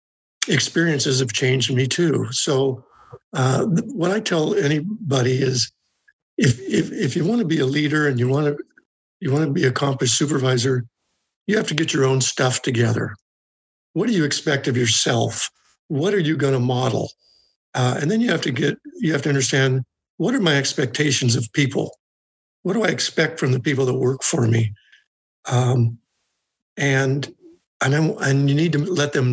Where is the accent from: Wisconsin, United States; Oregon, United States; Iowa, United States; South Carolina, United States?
Oregon, United States; Salem; growing up in Salem